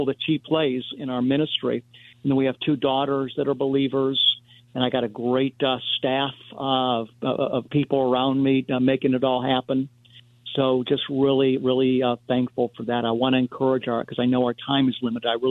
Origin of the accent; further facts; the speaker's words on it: United States; as an American